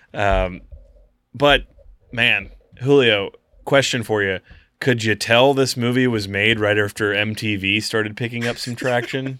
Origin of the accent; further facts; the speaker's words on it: Waterville, Ohio, United States; where I grew up in Waterville, Ohio